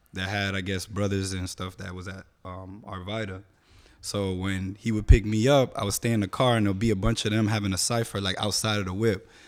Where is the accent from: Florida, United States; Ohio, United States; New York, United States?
Florida, United States; Miami; born and raised in the Dade, Mass, South Dade, Miami